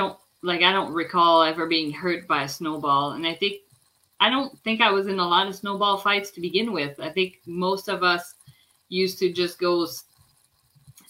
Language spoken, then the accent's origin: English; Quebec, Canada; now in near Toronto, Canada; I was born in Quebec, but I'm now right outside of Toronto, like about an hour and a bit from Toronto